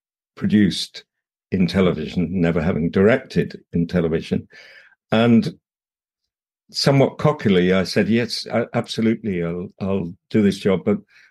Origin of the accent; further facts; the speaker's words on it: Dorset, South West England, United Kingdom; moved away as an adult; I grew up in the country in the middle of Dorset